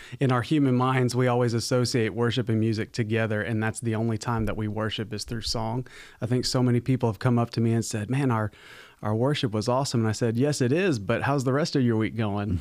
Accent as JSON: {"language": "English", "region": "Arizona", "country": "United States", "tie": "born or raised there", "also_born_or_lived": "Virginia / South Carolina", "moved": "yes", "said": "I was, uh, born and raised in Arizona, so I'm a West Coast baby"}